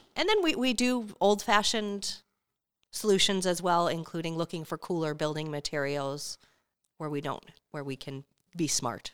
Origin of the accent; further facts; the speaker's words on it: Albuquerque, New Mexico, United States; moved away as an adult; now in Phoenix, United States; I am from Albuquerque, New Mexico